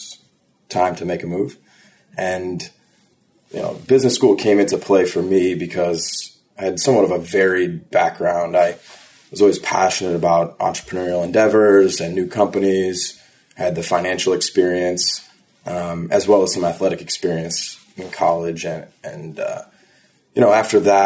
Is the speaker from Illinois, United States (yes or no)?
yes; Chicago, Illinois, United States; also born or lived in Alabama; now in New York City, United States; I'm from Chicago, Illinois, and I currently live in New